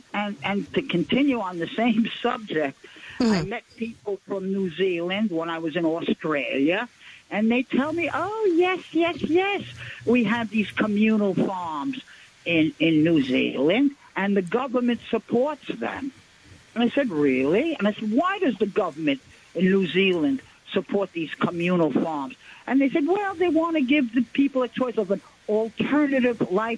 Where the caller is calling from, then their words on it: New York, United States; calling from Brighton Beach.